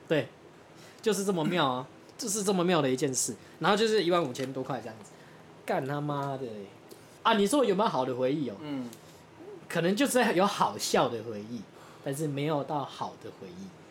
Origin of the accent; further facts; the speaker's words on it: Taoyuan, Taiwan; 我们老家大园